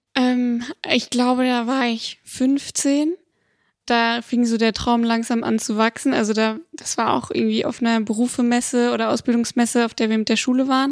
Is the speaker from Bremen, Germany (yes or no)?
no; Bonn, North Rhine-Westphalia, Germany; also born or lived in Siegburg; komme eigentlich aus Holzler und bin geboren in Siegburg